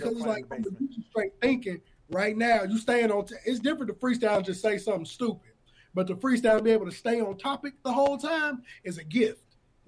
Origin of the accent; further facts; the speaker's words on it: Aurora, Illinois, United States; I'm from the town, I'm from Aurora. You can be from this city. A lot of people is here Aurora, and they're like, man, where is that? But I'm like, bro, we're the second biggest city. Just, we so close to Chicago, we trapped under that bubble of West Suburb of Chicago.